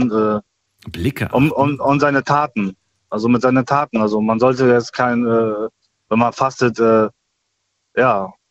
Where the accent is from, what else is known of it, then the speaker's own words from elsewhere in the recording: Germany; also ich bin ja Deutscher, mhm. äh, das kann man auch auf deutsche Sprache